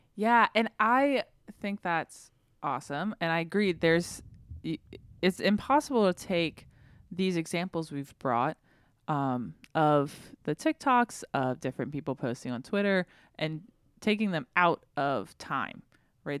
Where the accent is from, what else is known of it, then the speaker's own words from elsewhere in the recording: the South, United States; I grew up in the South, and so it's a very Protestant area